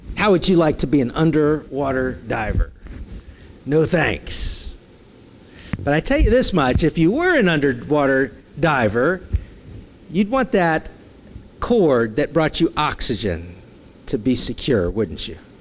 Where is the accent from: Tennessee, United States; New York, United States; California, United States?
California, United States; San Francisco; growing up in San Francisco